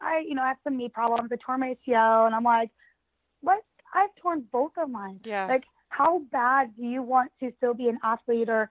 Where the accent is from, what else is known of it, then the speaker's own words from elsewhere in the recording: United States; also born or lived in London; being an American